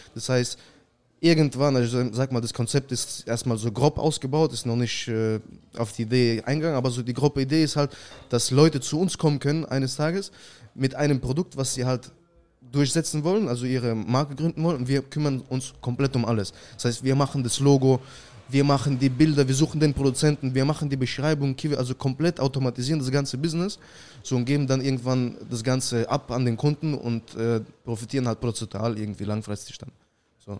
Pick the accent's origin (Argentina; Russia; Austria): Russia; Saint Petersburg; now in Germany; ich komme ursprünglich aus Russland, St. Petersburg. 2004 sind wir mit der ganzen Familie nach Deutschland gezogen.